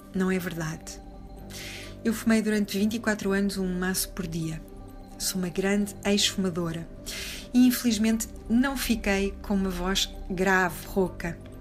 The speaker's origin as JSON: {"language": "Portuguese", "country": "Portugal", "said": "sendo portugueses"}